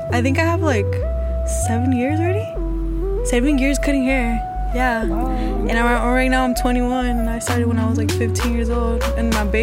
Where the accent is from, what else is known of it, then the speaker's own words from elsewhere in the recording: Oakland, California, United States; I am from Oakland. I was born and raised. I was actually born in Highland, so I'm from Oakland.